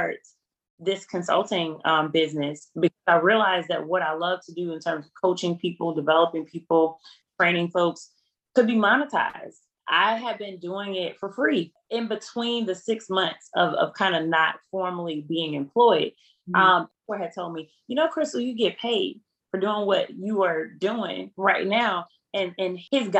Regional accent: Selma, Alabama, United States; my hometown of Selma

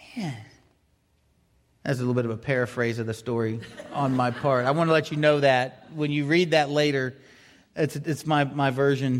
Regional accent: Florida, United States; growing up in Florida

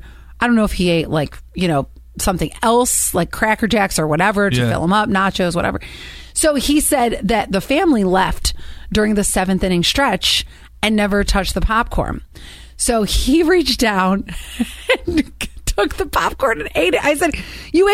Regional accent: Cleveland, Ohio, United States; I grew up in Cleveland, Ohio

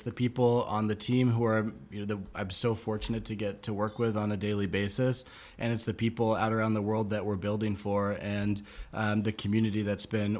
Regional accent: Providence, Rhode Island, United States; also born or lived in Nashville, Tennessee; now in Lewisburg, United States; I grew up in Providence, Rhode Island

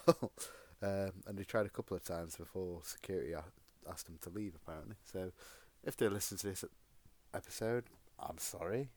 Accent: United Kingdom; Being the British guy I am

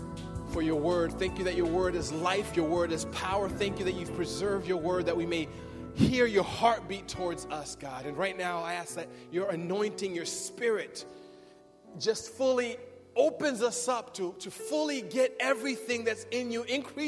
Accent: Berrien Springs, Michigan, United States; I grew up in Berrien Springs, Michigan, small town in Michigan, and I grew up with in a family of immigrants. We came to America when I was 8 years old

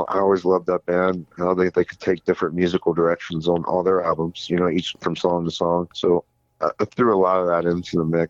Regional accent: Chambersburg, Pennsylvania, United States; I grew up in Chambersburg, Pennsylvania.

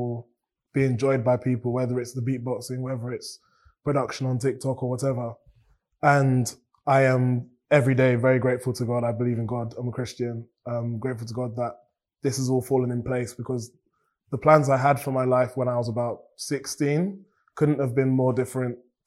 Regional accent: Cambridge, East of England, United Kingdom; I've grown up in Cambridge

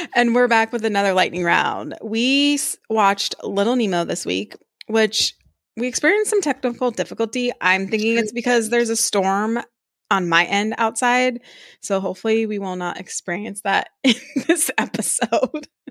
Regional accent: Tokyo, Japan; Growing up in Tokyo, where we used to go to the parks a lot

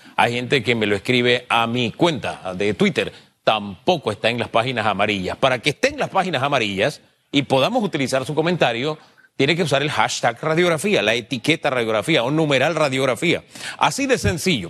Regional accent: Panama; como panameño

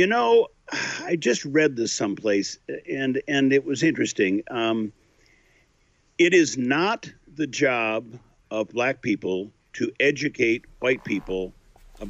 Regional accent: Iowa, United States; moved away; also born or lived in Wisconsin; I grew up in Iowa

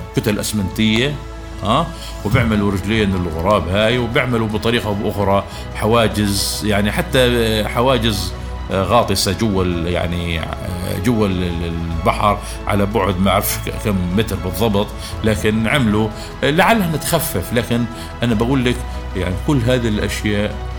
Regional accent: Gaza Strip, Palestine; إحنا كفلسطينيين

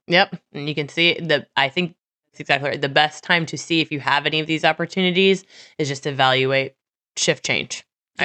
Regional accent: Missouri, United States; I'm from Missouri

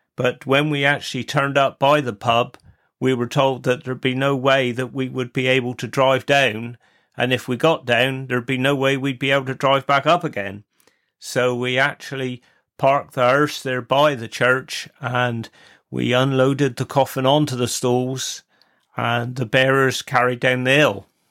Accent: Wadebridge, South West England, United Kingdom; I was born in Wade Bridge, and I was the first Bray since the seventeen hundreds not to be born in the Witheel Parish

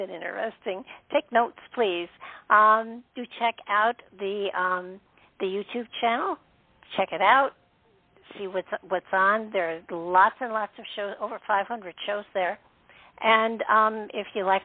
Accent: Northeast, United States; moved away as an adult; now in Southern United States; my family, the part that I really know the most about, you know, we're Northeasterners

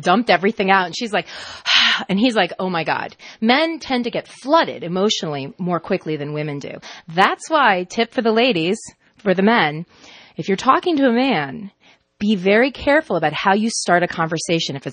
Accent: United States; first language Spanish; English is a second language; I was actually born here. It's I'm the first one born here in the U.S., so I use that Spanish as my first language

